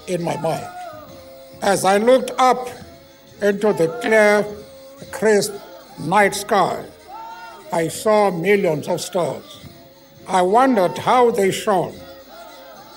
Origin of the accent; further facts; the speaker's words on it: Eastern Cape, South Africa; I was born in the Eastern Cape. It is a very beautiful part of our land.